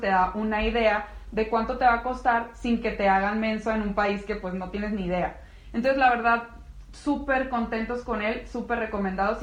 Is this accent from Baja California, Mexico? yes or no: no; Navojoa, Sonora, Mexico; moved away as an adult; also born or lived in Guadalajara; now in León, Mexico; Yo soy de Sonora y él también